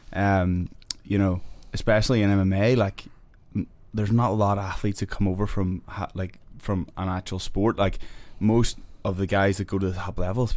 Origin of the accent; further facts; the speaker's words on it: Belfast, Northern Ireland, United Kingdom; now in United States; grew up in North Belfast